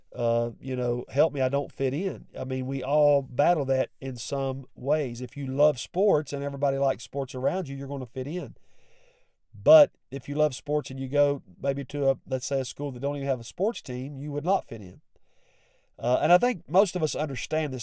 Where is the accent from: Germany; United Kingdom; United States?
United States; West Virginia; I have an accent. I'm from West Virginia